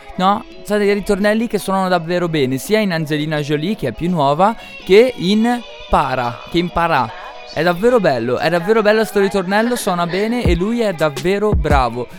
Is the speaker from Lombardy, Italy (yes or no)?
yes; Upper Mantua area, Lombardy, Italy; nelle nostre parti alto mantovano